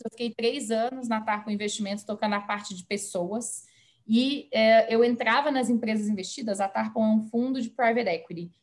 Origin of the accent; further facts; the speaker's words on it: Belo Horizonte, Minas Gerais, Brazil; moved away as an adult; now in São Paulo, Brazil; Eu me mudei para São Paulo, como você mencionou, eu sou de Belo Horizonte